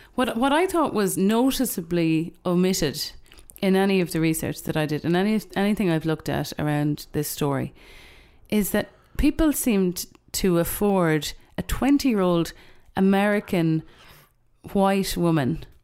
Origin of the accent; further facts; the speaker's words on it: Ireland; I'm also aware as an Irish person